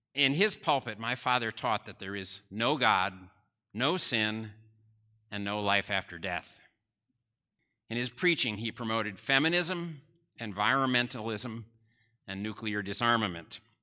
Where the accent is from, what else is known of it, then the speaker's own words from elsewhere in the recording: New Jersey, United States; I grew up in New Jersey